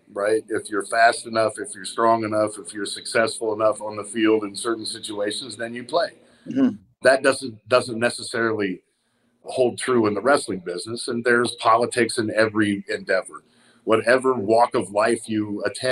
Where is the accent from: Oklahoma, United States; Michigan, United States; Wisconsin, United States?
Oklahoma, United States; Tulsa; growing up in Tulsa, Oklahoma